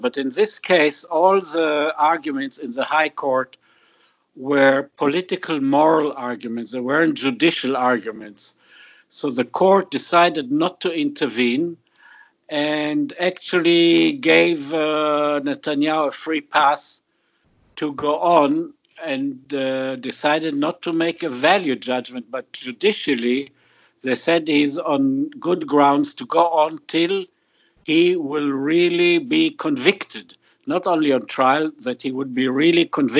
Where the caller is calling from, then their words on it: Tweed Heads, New South Wales, Australia; I'm calling here from Tweed Heads in Australia.